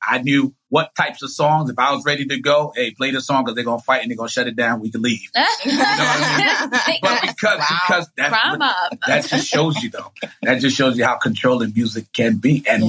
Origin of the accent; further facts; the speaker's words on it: Haiti; But like Fridays, because I'm from Haiti, my father, like, I guess made it a mandate to put music in me as a child.